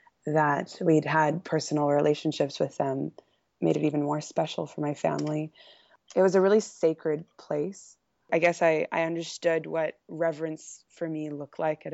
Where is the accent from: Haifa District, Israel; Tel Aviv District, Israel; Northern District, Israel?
Haifa District, Israel; Haifa; also born or lived in Blacktown, Australia; I was born in Sydney, in a small town in Sydney called Blacktown. And when I was two, my family relocated to Haifa, Israel